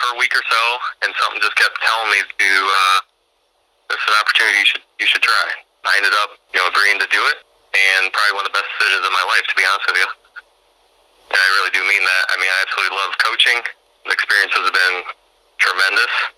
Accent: Bureau Valley, Illinois, United States; I'm from Bureau Valley

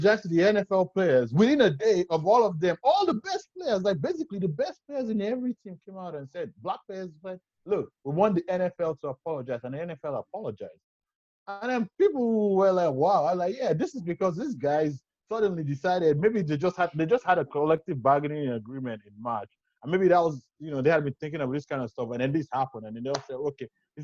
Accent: Nigeria; as a Nigerian

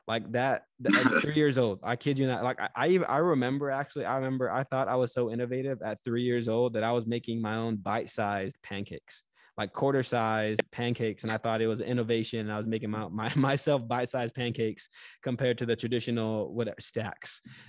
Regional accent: California, United States; born there; also born or lived in Japan; So I'm a military brat. I was born in California, lived in Japan for 3.5 years.

